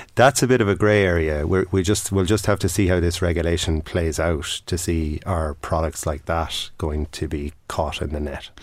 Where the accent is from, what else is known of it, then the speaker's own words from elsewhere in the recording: Tipperary, Munster, Ireland; I'm from Tipperary